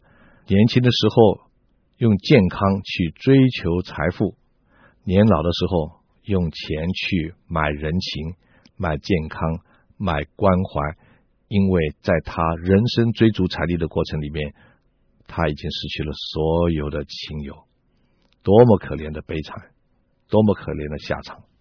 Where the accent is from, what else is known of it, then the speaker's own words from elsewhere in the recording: China; 我们中国人也有这样的说法啊。